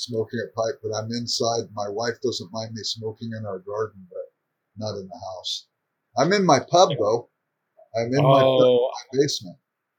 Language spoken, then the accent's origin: English; Los Angeles, California, United States; I grew up in South Central Los Angeles.